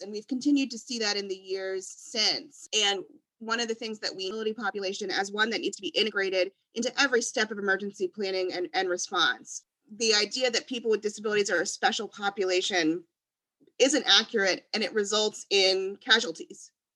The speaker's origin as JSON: {"language": "English", "region": "Louisiana", "country": "United States", "also_born_or_lived": "Washington, District of Columbia, United States", "moved": "yes", "lives_now": "Houston, United States", "said": "I'm originally from Louisiana. I um, grew up with hurricanes"}